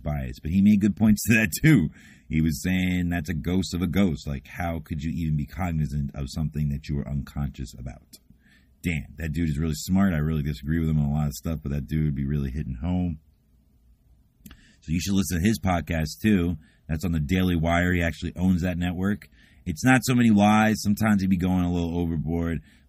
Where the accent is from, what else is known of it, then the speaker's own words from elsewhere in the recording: United States; Love being American.